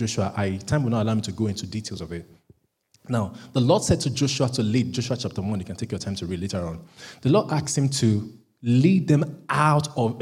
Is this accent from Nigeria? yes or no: yes; Nigeria; now in United Kingdom; because I'm a Nigerian